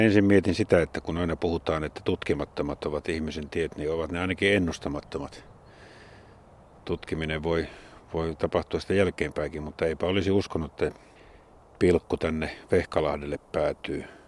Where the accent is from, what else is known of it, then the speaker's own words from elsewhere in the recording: Jyväskylä, Central Finland, Finland; Jyväskylässä nimenomaan, josta olen kotoisin